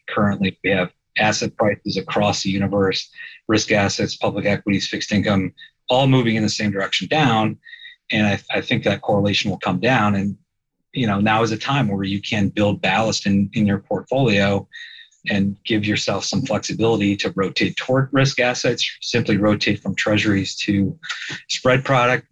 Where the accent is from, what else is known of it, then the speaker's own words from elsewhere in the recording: Fort Wayne, Indiana, United States; moved away as an adult; also born or lived in Chicago, Illinois; now in Peoria, United States; I grew up in the Peoria of Indiana, Fort Wayne.